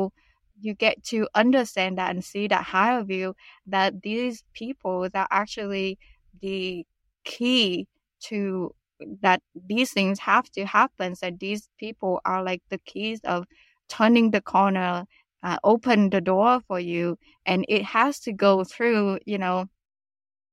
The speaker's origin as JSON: {"language": "English", "country": "Vietnam", "also_born_or_lived": "United States", "moved": "yes", "lives_now": "Canada", "said": "go back to Vietnam and reinvent myself. I realized that I didn't want to stay in my home country"}